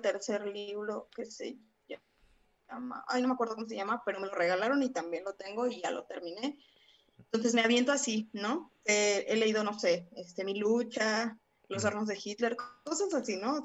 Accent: Salamanca, Guanajuato, Mexico; moved away as an adult; also born or lived in Mexico City; yo viví gran parte, bueno, una parte de mi vida aquí en Salamanca.

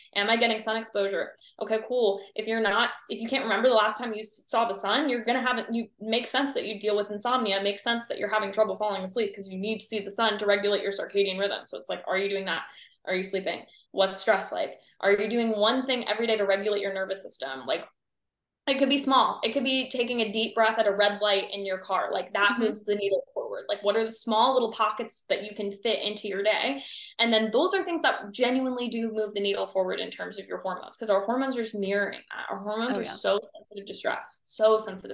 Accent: Ohio, United States; I'm from the Midwest. So I'm from Ohio

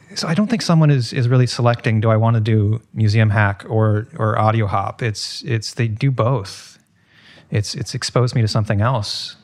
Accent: Seattle, Washington, United States; now in New York, United States; I'm from Seattle and I drove across the country on my move to New York

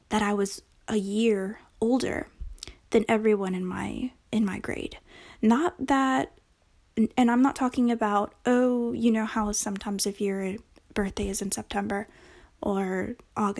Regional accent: North Carolina, United States; first language Spanish; English is a second language; also born or lived in Texas; I came to North Carolina with, you know, of course, with my parents

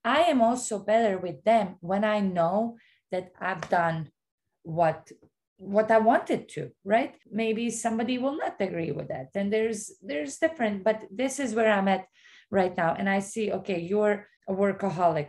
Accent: Bosnia & Herzegovina; now in United States; I grew up in Bosnia where I know how it is not to have anything. And I'm like one of those that, you know, is an American now

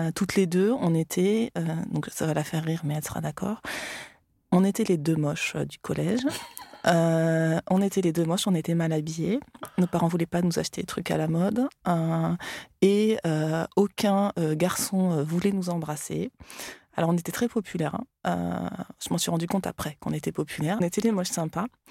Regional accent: France; also born or lived in Australia; quand je suis revenue en France, ah bah là, du coup, bah, je, je parlais français

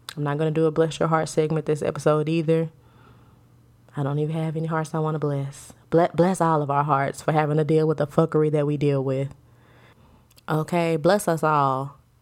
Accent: United States; We are all American citizens.

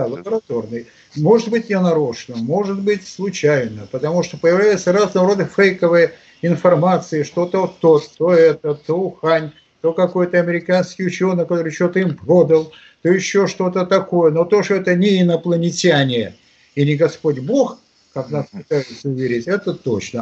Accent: Saint Petersburg, Russia; в родном Питере, здесь

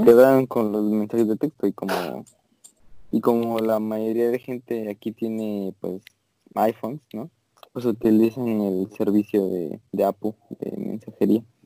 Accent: Mexico; now in United States; en México somos como más

